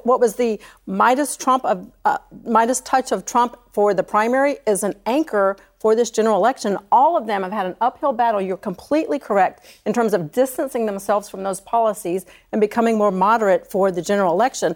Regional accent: Georgia, United States; a red state in, in Georgia, my home state

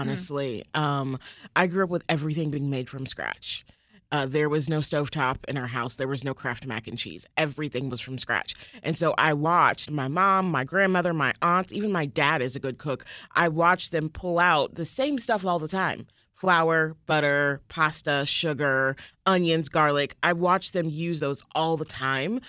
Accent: the South, United States; moved away; also born or lived in Indianapolis; how I was brought up from the South

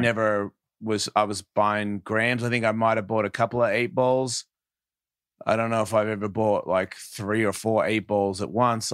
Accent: Australia; I'm from Australia

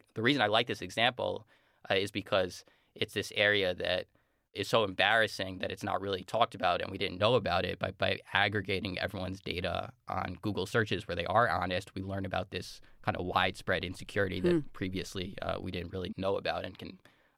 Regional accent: New Jersey, United States; I'm from the New Jersey, like New York area

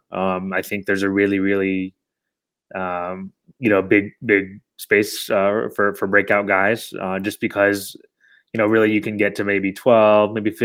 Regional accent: Chicago, Illinois, United States; moved away as an adult; also born or lived in New York; I moved back to Chicago over the summer where I'm from

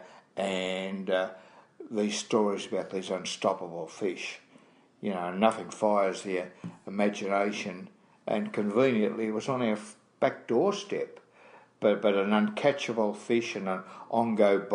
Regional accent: Australia; I'm from Australia.

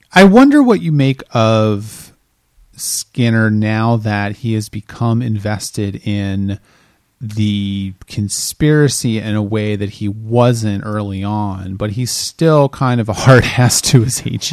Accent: Delaware, United States; I am from Delaware

